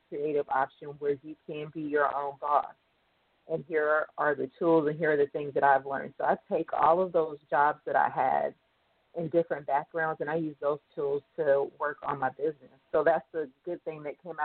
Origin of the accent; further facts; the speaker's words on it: Kentucky, United States; moved away; also born or lived in Georgia / Chicago; I'm originally from Kentucky